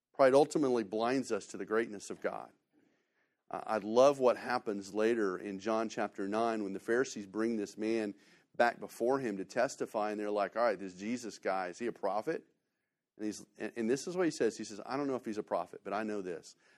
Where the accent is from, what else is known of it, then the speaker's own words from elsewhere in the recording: Missouri, United States; moved away; also born or lived in Texas; I'm from Missouri